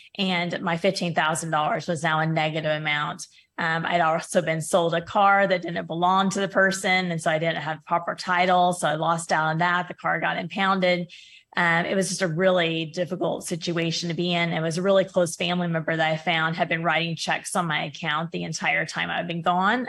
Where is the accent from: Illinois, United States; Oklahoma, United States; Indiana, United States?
Oklahoma, United States; also born or lived in Kingsville, Texas / Hawaii; my hometown here in Oklahoma